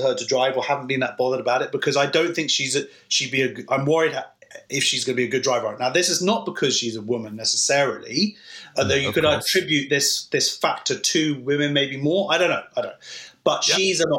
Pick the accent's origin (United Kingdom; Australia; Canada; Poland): United Kingdom; London; I'm from London